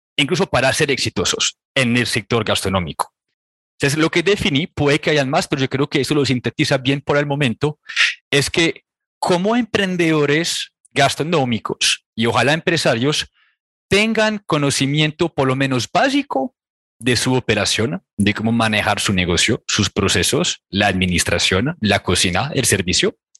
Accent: Réunion; Spanish is a second language; moved away as an adult; also born or lived in France; now in Colombia; yo soy de una pequeña isla que se llama La Reunión

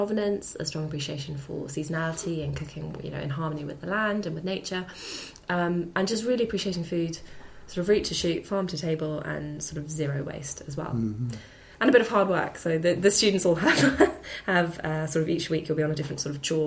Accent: Hampshire, South East England, United Kingdom; I grew up in Hampshire

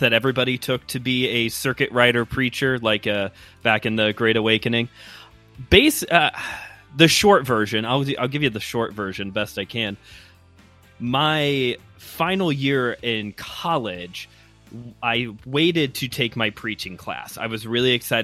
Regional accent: Chicago, Illinois, United States; accent: Midwestern; my great Midwestern accent, I'm from the Chicago area.

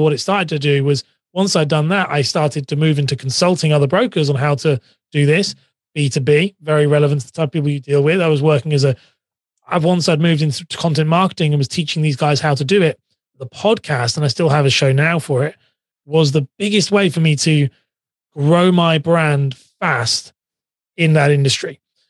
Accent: England, United Kingdom; accent: English; I'm from England, just live outside of London, near Cambridge. So I have a very, everyone always thinks my accent sounds very Australian, and it's not Australian. It's definitely English

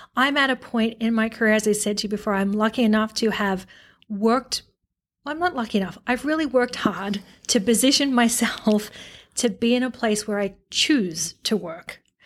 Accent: Australia; now in United States; the Aussie in me

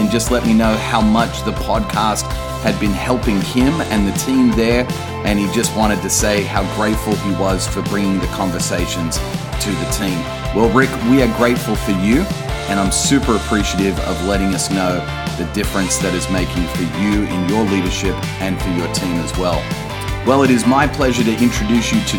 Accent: Australia; even down under

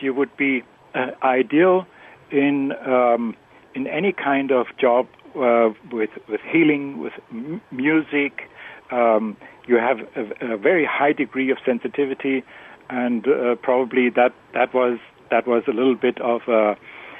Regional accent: Germany; first language German; English is a second language; moved away; I've just back from Germany. I spoke German, my native language

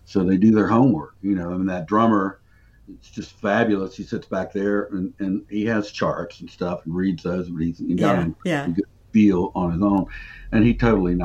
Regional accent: Charlotte, North Carolina, United States; now in Southport, United States; I was born in Charlotte. I'm living in Southport, North Carolina now, which is about, it's on the coast, about 4 hours away from here.

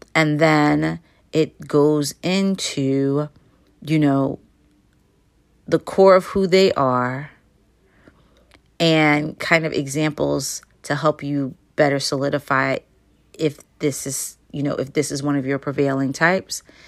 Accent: United States; as Americans

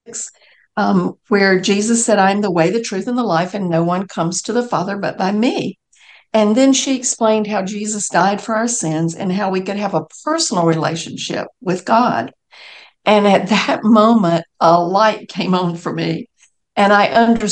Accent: Macon, Georgia, United States; I grew up in Macon, Georgia

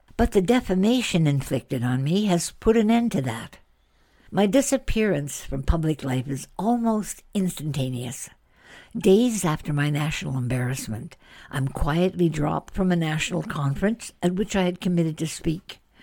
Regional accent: Canada; I'm Canadian

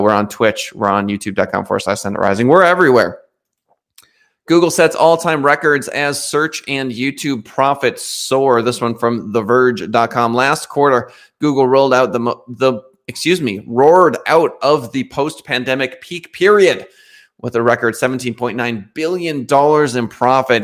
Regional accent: United States; the Americans, of which I am an American

